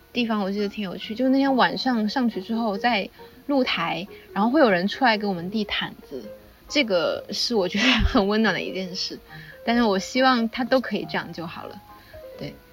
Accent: China; 我们是中国人

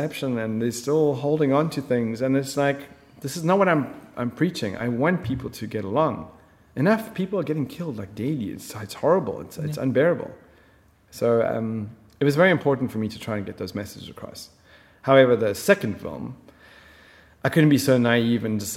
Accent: South Africa; moved away as an adult; also born or lived in Middle East; I'm from South Africa. You know, we branded as racist. And, you know, we grew up in schools and our friends were from all over the planet

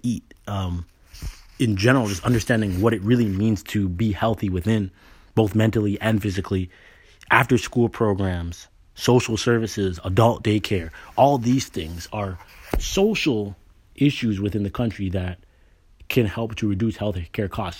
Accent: Canada; moved away as an adult; now in United States; I was born and raised in Canada, you know. I got a scholarship to the States. That's what brought me here, and I married an American. I've been here since college

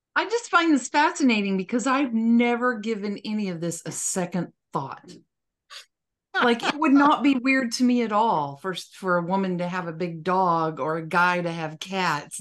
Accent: West Texas, United States; growing up in West Texas, snakes were all, all around us all the time.

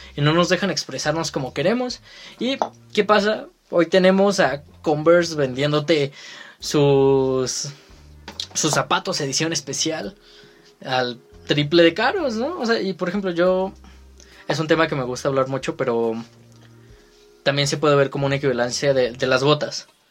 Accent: Mexico; aquí en México

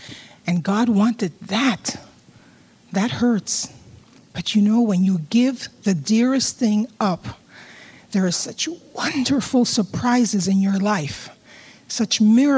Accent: New York City, New York, United States; now in California, United States; When I came from New York City to California, we joined Hope Chapel.

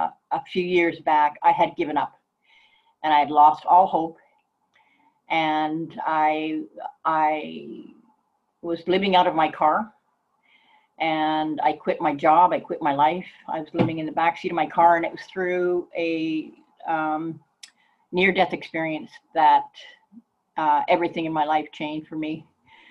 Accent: Calgary, Alberta, Canada; moved away as an adult; also born or lived in Vancouver; I was raised in Calgary

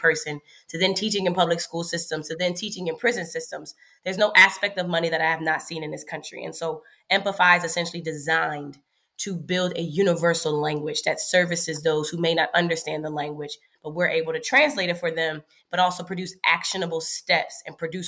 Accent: Philadelphia, Pennsylvania, United States; moved away as an adult; also born or lived in Washington, D.C.; I'm from Philadelphia

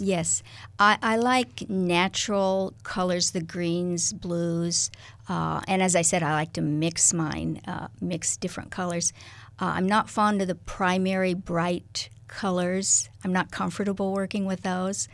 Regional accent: Kansas, United States; moved away as an adult; now in Lincoln, United States; I was born in Kansas

